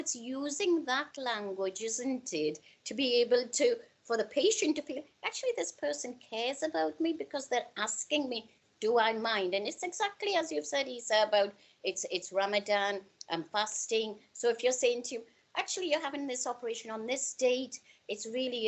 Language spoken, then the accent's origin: English; Newcastle upon Tyne, North East England, United Kingdom; also born or lived in India; I'm from Newcastle.